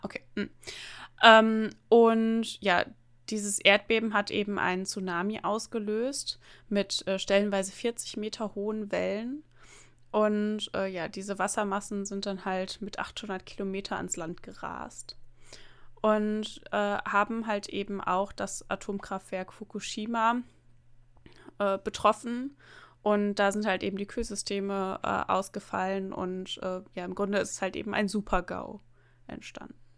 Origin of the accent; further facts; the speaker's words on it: near the Emsland, Lower Saxony, Germany; bin ja ähm, in einer kleinen Stadt, ähm, ja in der Nähe des Emslands aufgewachsen